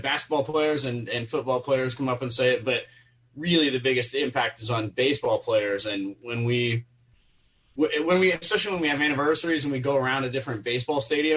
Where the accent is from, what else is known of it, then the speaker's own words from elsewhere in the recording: Wilmington, Delaware, United States; moved away as an adult; also born or lived in San Francisco; I grew up in Wilmington, Delaware